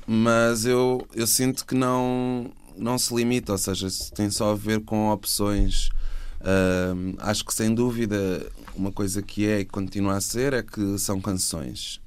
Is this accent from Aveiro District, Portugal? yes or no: no; Setúbal, Portugal; now in Lisbon, Portugal; eu sou de Setúbal e tinha vindo morar para cá